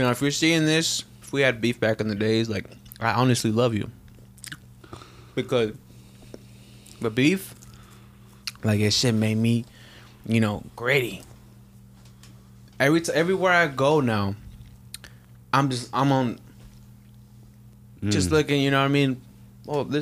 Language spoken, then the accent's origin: English; Sacramento, California, United States; growing up in South Sac